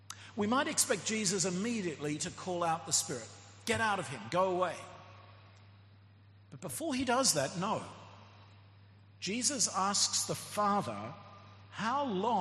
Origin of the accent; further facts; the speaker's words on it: Australia; moved away; my home country, Australia